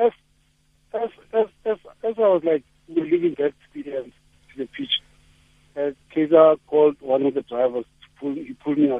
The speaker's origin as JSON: {"language": "English", "town": "Johannesburg", "region": "Gauteng", "country": "South Africa", "said": "In Soweto, yeah, there's a pitch called Elka, just the other way from where I am"}